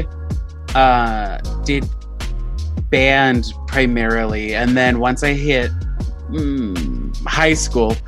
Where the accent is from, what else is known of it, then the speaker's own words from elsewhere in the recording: Long Island, New York, United States; I grew up on Long Island, which is not that far away from Manhattan